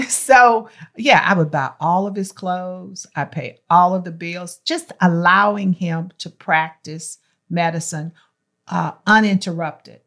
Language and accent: English; Martinsville, Virginia, United States; moved away as an adult; also born or lived in Greensboro, North Carolina; now in Texas, United States; I was born in Martinsville, Virginia